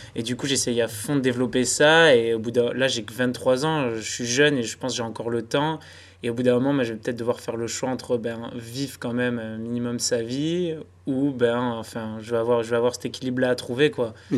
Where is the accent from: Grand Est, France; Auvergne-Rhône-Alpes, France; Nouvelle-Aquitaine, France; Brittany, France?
Nouvelle-Aquitaine, France; Basque Country; je viens du Pays Basque